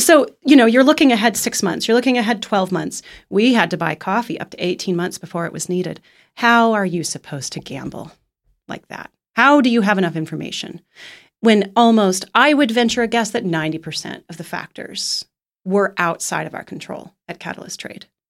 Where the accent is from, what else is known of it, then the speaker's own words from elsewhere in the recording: Kansas City, United States; moved away; my hometown of Kansas City